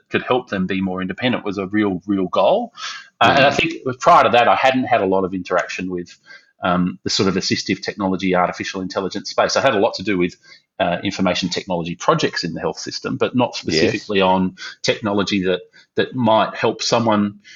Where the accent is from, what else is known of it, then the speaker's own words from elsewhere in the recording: Melbourne, Victoria, Australia; also born or lived in Brisbane; as a kid growing up in Melbourne